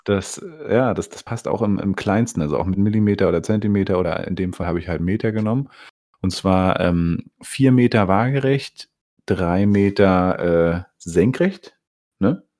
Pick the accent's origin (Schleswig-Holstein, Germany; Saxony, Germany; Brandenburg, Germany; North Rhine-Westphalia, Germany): Brandenburg, Germany; Bernau bei Berlin; Ich, der hier in Bernau aufgewachsen bin